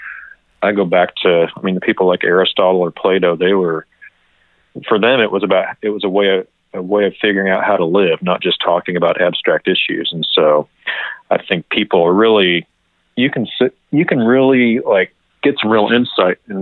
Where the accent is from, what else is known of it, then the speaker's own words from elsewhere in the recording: Kansas City, United States; moved away as an adult; also born or lived in Southern California / Colorado; now in Kentucky, United States; I grew up in Kansas City